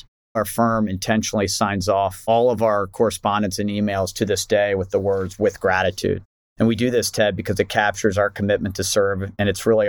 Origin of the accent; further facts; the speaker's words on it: Kentucky, United States; I'm from Kentucky.